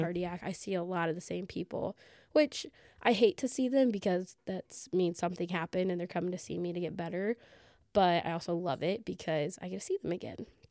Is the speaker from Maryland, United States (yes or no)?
no; Southern Illinois, United States; I'm from Southern Illinois, working in a real small rural hospital